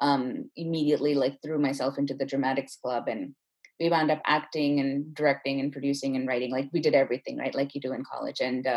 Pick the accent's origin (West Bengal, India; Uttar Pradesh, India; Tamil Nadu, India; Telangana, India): Tamil Nadu, India; Chennai; also born or lived in Bay Area, United States / Singapore; We moved around a lot when I was little, so I was born in the Bay Area, but then we moved to Singapore and then we moved to India. And I mostly grew up in Chennai, where my parents are from.